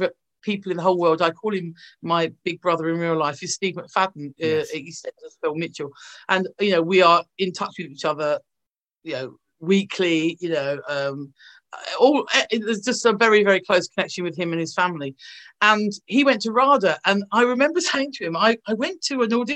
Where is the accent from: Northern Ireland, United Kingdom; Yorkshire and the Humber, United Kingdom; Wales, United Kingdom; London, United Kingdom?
London, United Kingdom; moved away as an adult; now in North West England, United Kingdom; being a Londoner. I love London. You know, I was born there. I'm born and bred